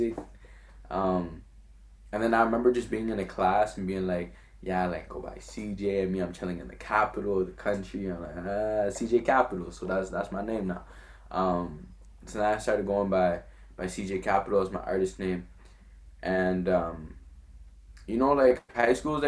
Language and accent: English; Quebec City, Quebec, Canada; first language French; English is a second language; also born or lived in Montreal / Gatineau; now in Ottawa, Canada; I was born in Quebec City.